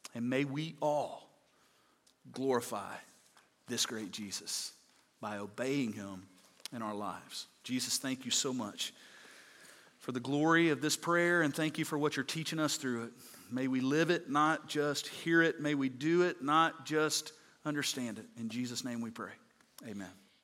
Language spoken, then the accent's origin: English; Mississippi, United States; I'm from Mississippi